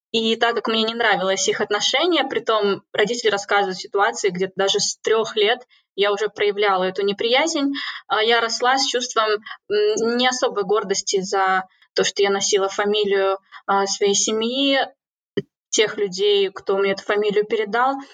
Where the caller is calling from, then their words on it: Cambridge, East of England, United Kingdom; я подключаюсь из Кембриджа, из одной из, наверное, а, столиц и конгломератов человеческих знаний.